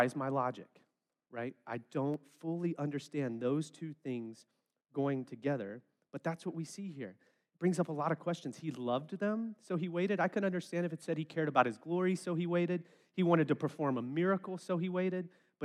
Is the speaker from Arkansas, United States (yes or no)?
yes; West Memphis, Arkansas, United States; I'm from West Memphis